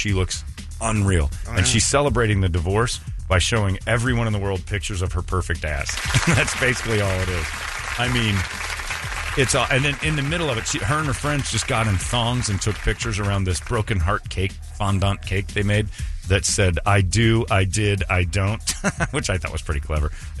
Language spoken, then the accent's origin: English; Indiana, United States; now in Arizona, United States; I'm from Indiana